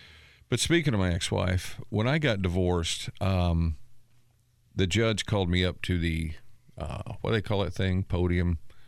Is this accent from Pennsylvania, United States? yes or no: no; Natchitoches, Louisiana, United States; moved away as an adult; now in Indiana, United States; I moved to Indiana from my hometown of Nutsitch, Louisiana. I spent a couple of 3 years or so in Pendleton, in the town, not the facility.